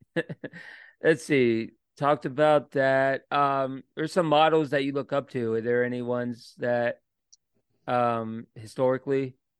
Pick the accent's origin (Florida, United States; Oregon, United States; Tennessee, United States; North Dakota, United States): Florida, United States; Orlando; now in Richmond, United States; when I moved to Richmond. I'm from Orlando, like small town.